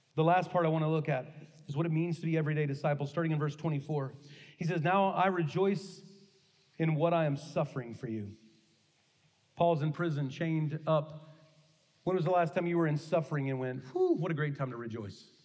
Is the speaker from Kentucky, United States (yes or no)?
yes; Kentucky, United States; the church I grew up in in Kentucky